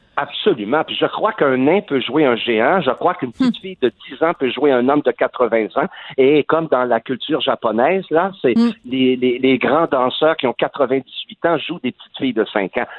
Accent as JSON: {"language": "French", "region": "Quebec", "country": "Canada", "also_born_or_lived": "Montreal", "accent": "Québécois", "said": "notre accent québécois"}